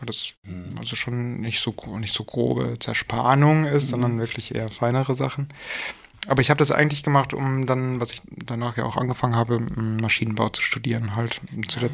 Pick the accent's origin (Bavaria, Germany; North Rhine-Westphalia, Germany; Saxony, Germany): North Rhine-Westphalia, Germany; Wuppertal; also born or lived in Dortmund; Ich komme äh, eigentlich aus Wuppertal und habe aber ganz lange in Dortmund gewohnt.